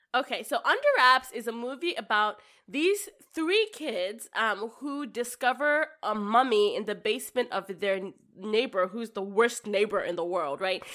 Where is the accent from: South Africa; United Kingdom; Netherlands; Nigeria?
Nigeria; moved away; I grew up in Nigeria